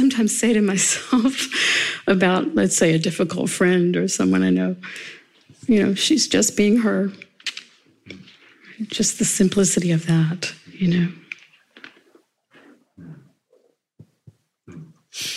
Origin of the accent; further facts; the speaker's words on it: the South, United States; I grew up in the South in America.